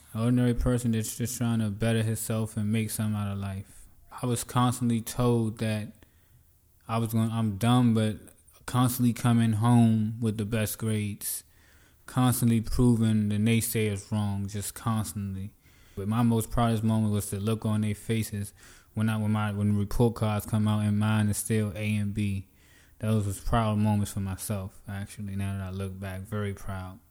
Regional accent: D.C., Maryland area, United States; also born or lived in Virginia; I'm originally from Virginia, but I grew up in the D.C., Maryland area

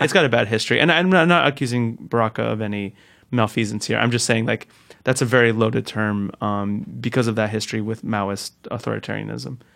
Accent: Newark, New Jersey, United States; the house I grew up in in Newark

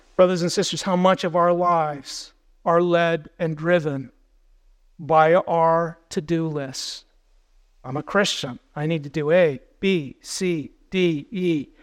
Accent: United States; we as American believers

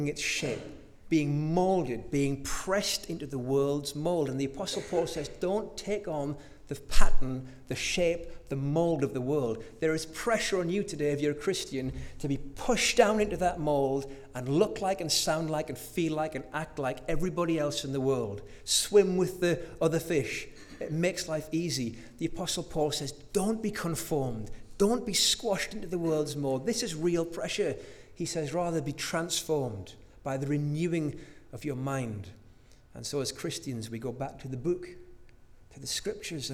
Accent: North Shields, North East England, United Kingdom; as a little boy, growing up in North Shields, I used to love baking with my mum

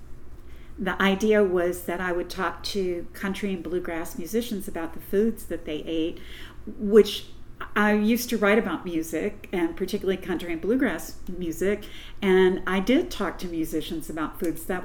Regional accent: Louisville, Kentucky, United States; also born or lived in Corbin, Kentucky / London, Kentucky; I was born in Corbin, Kentucky, and my whole immediate family was from Corbin, and we moved to Louisville when I was a little girl

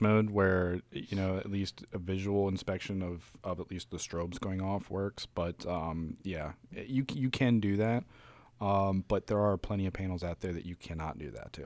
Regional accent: Frederick, Maryland, United States

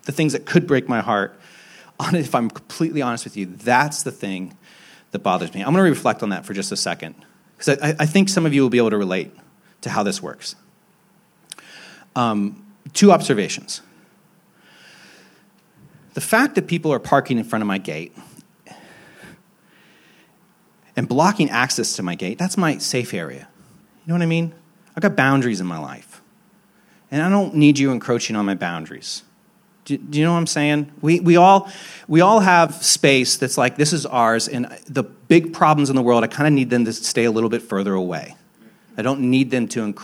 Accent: Hicksville, Ohio, United States; also born or lived in Athens, Ohio; now in Franklinton, Columbus, United States; I'm from Hicksville, Ohio

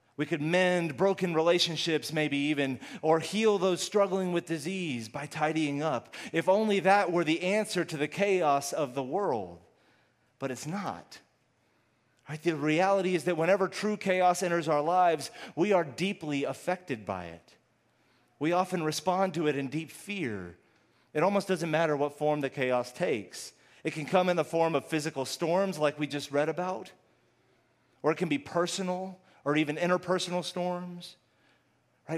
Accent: Houston, Texas, United States; also born or lived in Austin; I'm originally from Houston

